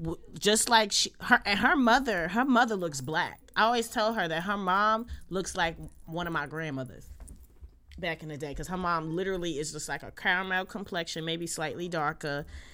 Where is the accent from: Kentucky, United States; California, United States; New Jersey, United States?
New Jersey, United States; Jersey City; my experience as a Black girl growing up in Jersey City